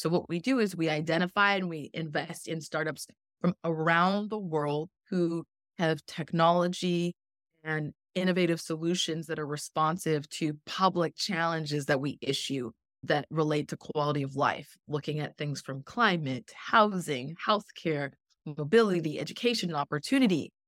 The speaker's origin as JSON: {"language": "English", "country": "Canada", "also_born_or_lived": "Jamaica (ancestry)", "moved": "yes", "lives_now": "Miami, United States", "said": "I am originally from Canada, and my family background is, uh, Jamaican on, on both sides"}